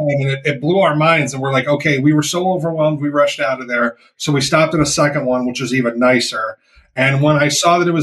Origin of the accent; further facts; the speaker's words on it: Rochester, United States; we're from Rochester